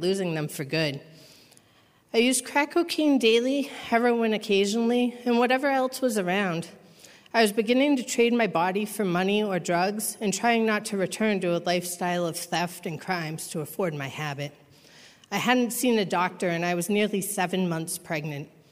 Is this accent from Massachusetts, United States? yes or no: yes; Massachusetts, United States; I'm from Massachusetts